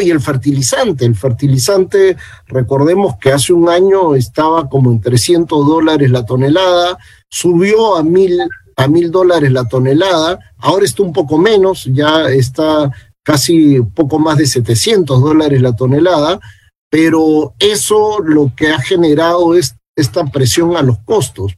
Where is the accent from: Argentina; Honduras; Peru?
Peru